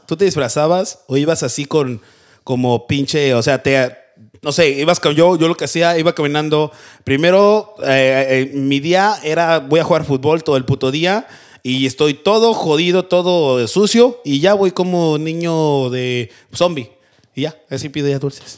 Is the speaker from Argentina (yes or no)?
no; Mexico; now in United States; nosotros de México pedíamos calaverita